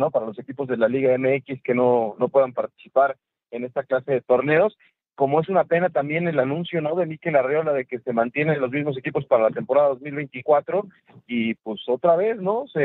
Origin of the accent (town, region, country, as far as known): Mexico